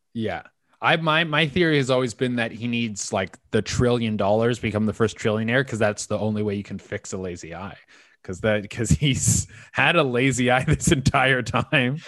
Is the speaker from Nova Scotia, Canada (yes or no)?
no; West Coast Canada, British Columbia, Canada; now in Toronto, Canada; I grew up in on in West Coast Canada.